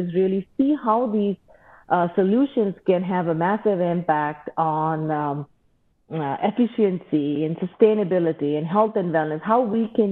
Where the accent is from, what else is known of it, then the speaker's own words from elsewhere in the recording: Mumbai, Maharashtra, India; moved away as an adult; now in Ann Arbor, United States; I grew up in India and went to school there